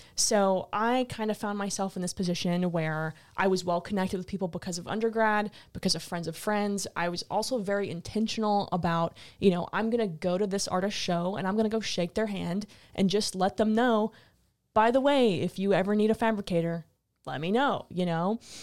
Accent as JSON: {"language": "English", "town": "New Iberia", "region": "Louisiana", "country": "United States", "tie": "born or raised there", "also_born_or_lived": "Lafayette, Louisiana / New York City", "said": "I was in New Iberia for the first twelve years of my life, then I moved to Lafayette in middle school, high school"}